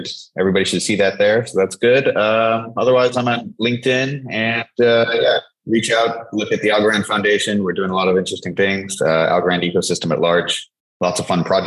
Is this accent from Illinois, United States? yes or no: no; Silicon Valley, the Bay Area, California, United States; also born or lived in Singapore; I'm from Silicon Valley, the Bay Area.